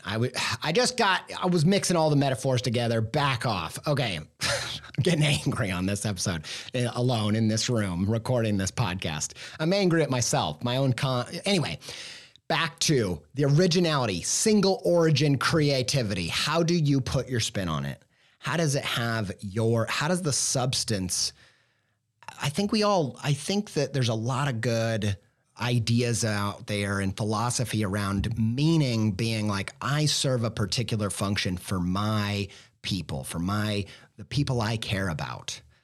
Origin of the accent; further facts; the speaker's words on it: Indiana, United States; I will always be a Midwestern Indiana boy raised